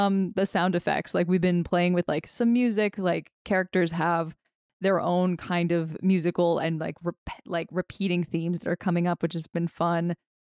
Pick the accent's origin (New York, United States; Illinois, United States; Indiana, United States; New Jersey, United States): New Jersey, United States; I'm from South Jersey.